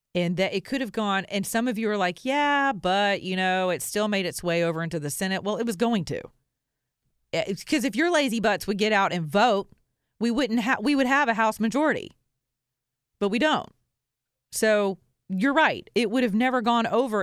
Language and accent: English; the Bible Belt, United States; I'm from the Bible Belt